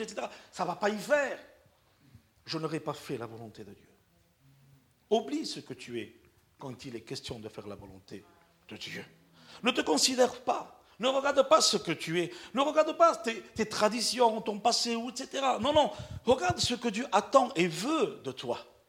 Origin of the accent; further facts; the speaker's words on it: Perpignan, Occitania, France; moved away; Je suis un Catalan de Perpignan. Ok? Je suis Catalan de Perpignan. Communauté gitane